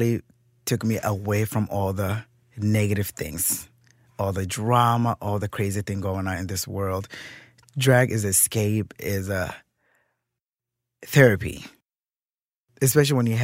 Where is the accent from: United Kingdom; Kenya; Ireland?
Kenya; now in Minnesota, United States; I grew up in Kenya with my grandmother